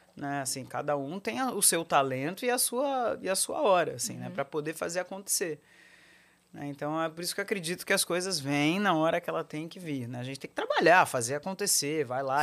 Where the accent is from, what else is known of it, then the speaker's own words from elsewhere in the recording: São Paulo, Brazil; Eu nasci em São Paulo, na Avenida Paulista